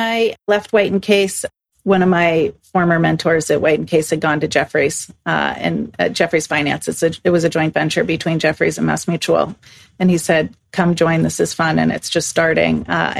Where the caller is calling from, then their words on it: Stockholm, Stockholm County, Sweden; I'm calling in from Stockholm, Sweden, and thanks for having me on.